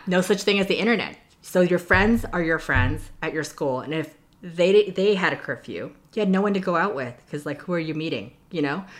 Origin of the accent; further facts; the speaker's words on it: Toronto, Ontario, Canada; moved away as an adult; also born or lived in Hong Kong / New York; now in United States; I was born and raised in Toronto, um, Ontario, in Canada.